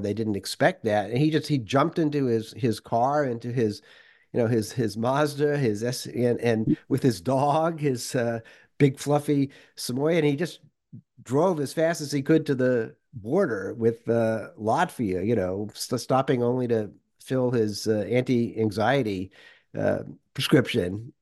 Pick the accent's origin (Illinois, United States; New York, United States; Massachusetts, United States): Massachusetts, United States; Worcester; moved away as an adult; also born or lived in Moscow, Russia; kid growing up in Worcester, Massachusetts.